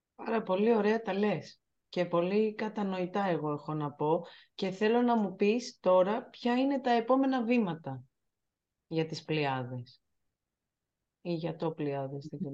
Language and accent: Greek; Corfu, Ionian Islands, Greece; που είμαι από την Κέρκυρα